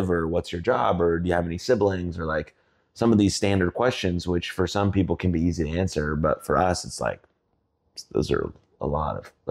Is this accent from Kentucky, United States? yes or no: no; Plano, Texas, United States; also born or lived in California; But I could say I'm from Plano, and I grew up with my mom and dad and my sister, and we moved here. Um, went from California because we wanted to be around more Jewish people